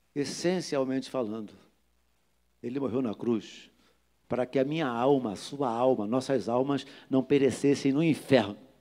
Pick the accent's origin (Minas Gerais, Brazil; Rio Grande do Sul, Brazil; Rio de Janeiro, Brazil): Rio de Janeiro, Brazil; sou do Jardim Metrópolis, criado pulando vala negra